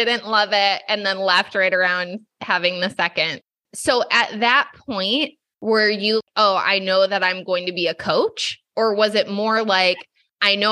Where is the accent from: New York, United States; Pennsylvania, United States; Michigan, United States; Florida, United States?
Michigan, United States; growing up in Michigan to working in pharmaceutical sales